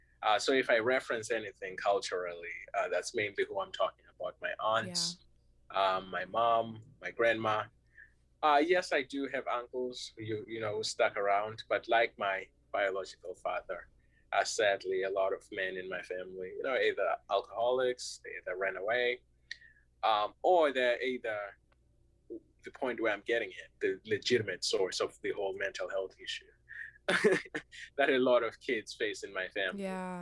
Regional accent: United States; I'm from America, I now have all this perspective, so I'm gonna tell you about it.

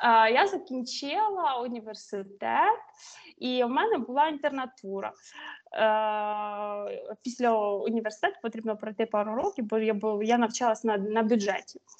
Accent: Vinnytsia Oblast, Ukraine; moved away as an adult; also born or lived in Reims, France; now in Annecy, France; Я з Вінницької області, з центральної.

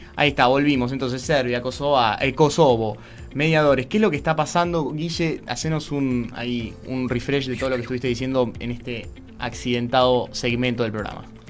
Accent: Argentina

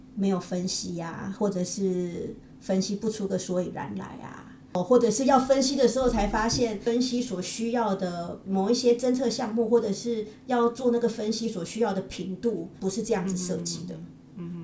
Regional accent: Taiwan; moved away as an adult; also born or lived in Kaohsiung, Taiwan; now in United States; 现在你还要工作，所以我们留在这里，那退休了我们就回台湾

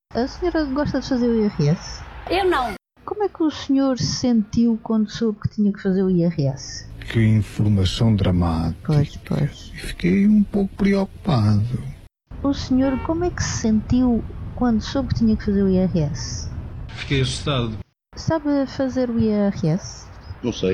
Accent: Portugal; porque somos portugueses

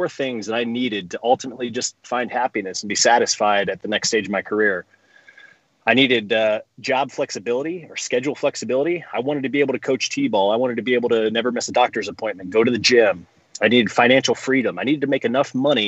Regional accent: Columbus, Ohio, United States; I'm 35. I grew up in Columbus, Ohio

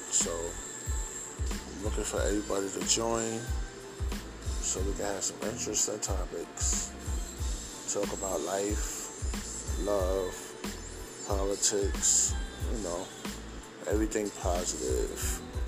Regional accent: New York City, New York, United States; now in South Carolina, United States; I'm from Brooklyn, New York, currently living in South Carolina.

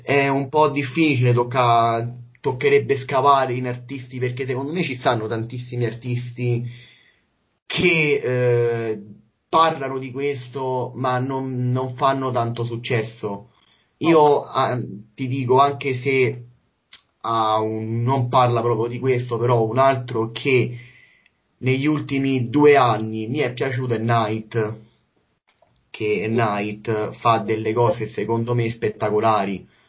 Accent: Rome, Lazio, Italy; io da romano

